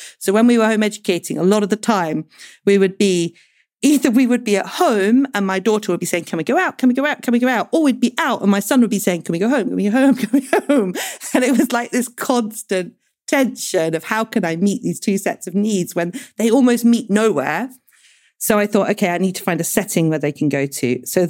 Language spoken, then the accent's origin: English; United Kingdom; we voted in the UK to leave the European Union, which meant that before 2016, we all had the right as British people to go and live and work anywhere in Europe.